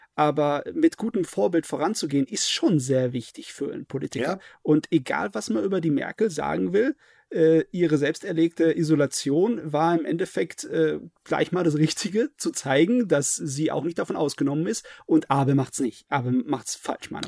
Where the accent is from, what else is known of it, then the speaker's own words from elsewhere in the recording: Germany; bei uns in Deutschland